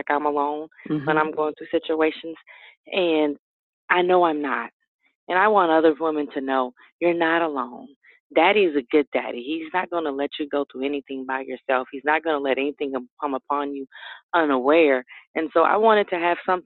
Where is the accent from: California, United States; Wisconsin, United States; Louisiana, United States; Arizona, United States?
Louisiana, United States; New Orleans; growing up in New Orleans, I just wanted to go to school, be with family